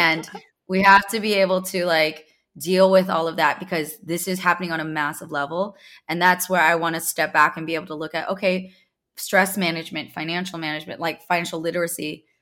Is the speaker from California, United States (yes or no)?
yes; Bay Area, California, United States; I'm a Silicon Valley baby, I grew up in the Bay Area